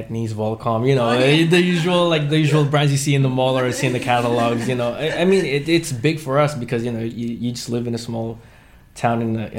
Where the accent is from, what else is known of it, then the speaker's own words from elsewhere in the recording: Philippines; now in California, United States; I was so when I moved from Philippines to California.